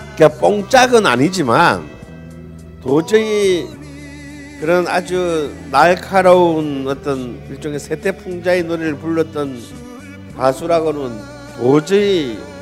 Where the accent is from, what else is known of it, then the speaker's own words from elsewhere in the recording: Busan, South Korea; 부산이 고향인 저로서는